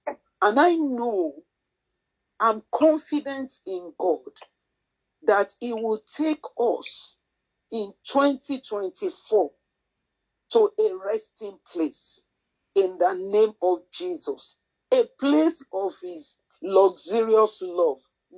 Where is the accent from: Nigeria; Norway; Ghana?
Nigeria; first language Yoruba; English is a second language; I'm sorry for those who do not speak my native language, which is Yoruba.